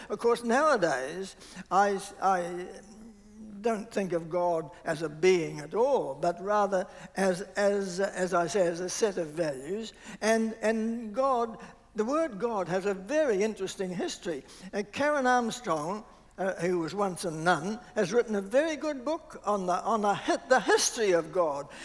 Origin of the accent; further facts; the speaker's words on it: New Zealand; also born or lived in Australia; I was brought up mainly in Southland and Otago